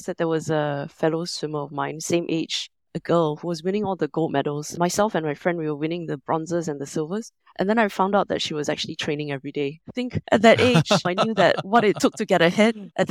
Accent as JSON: {"language": "English", "country": "Singapore", "tie": "born or raised there", "also_born_or_lived": "London", "moved": "as an adult", "lives_now": "Hong Kong", "said": "I'm originally from Singapore, but I've spent the last 20 years or so living between London and Hong Kong"}